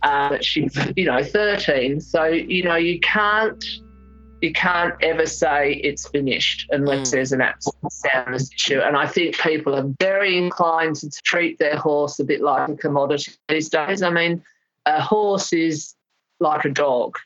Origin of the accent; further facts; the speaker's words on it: England, United Kingdom; also born or lived in Melbourne, Victoria, Australia; living in England from when I was a small child. I was born in Melbourne, but we went to England when I was 7